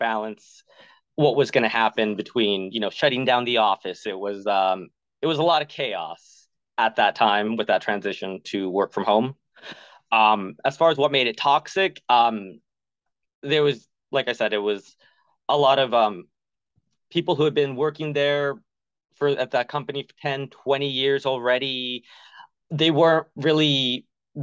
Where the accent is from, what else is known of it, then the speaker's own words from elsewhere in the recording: the South, United States; growing up in the South as a queer person